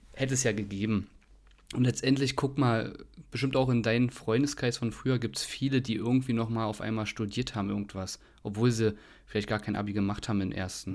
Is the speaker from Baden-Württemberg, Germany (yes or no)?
no; Berlin, Germany; Ich komme aus mhm. Berlin Buch übrigens. Also geboren bin ich dort